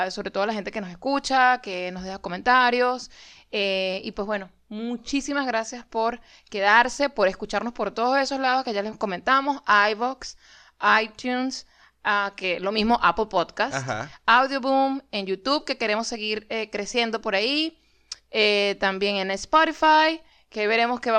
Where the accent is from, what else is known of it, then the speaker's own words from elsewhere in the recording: Maracaibo, Zulia, Venezuela; Como buen maracucho, igual me tomé la sopa creyendo que esa vaina era caimán de verdad.